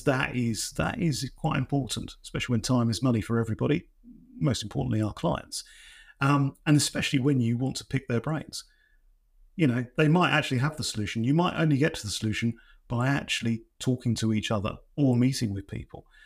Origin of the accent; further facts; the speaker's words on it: East Anglia, East of England, United Kingdom; I'm from East Anglia